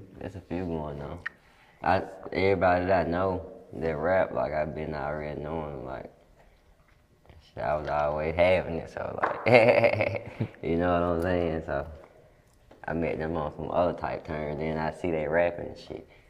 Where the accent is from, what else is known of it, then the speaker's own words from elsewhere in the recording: Detroit, Michigan, United States; born there; now in Cleveland, United States; I was born in Detroit, too.